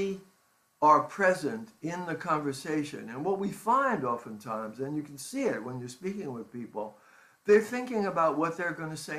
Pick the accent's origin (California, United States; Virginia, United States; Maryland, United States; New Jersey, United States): New Jersey, United States; Jersey City; also born or lived in New York City; when I was 8 years old, my parents bought a home in Jersey City